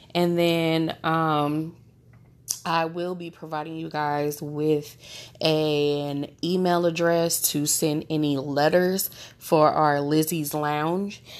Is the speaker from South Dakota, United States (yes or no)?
no; St. Louis, Missouri, United States; I am born and raised in Saint Louis, Missouri, home of …